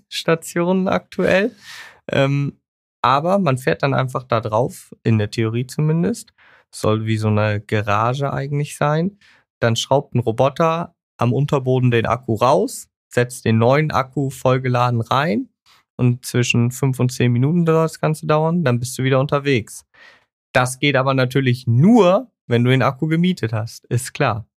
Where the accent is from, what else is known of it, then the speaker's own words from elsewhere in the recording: Germany; wir als Deutsche